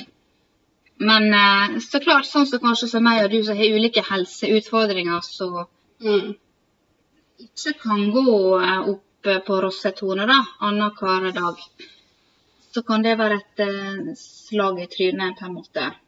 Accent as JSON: {"language": "Norwegian", "town": "Sykkylven", "region": "Møre og Romsdal", "country": "Norway", "also_born_or_lived": "Volda", "moved": "as an adult", "said": "vi kommer fra Sykkylven, Møbelbygda"}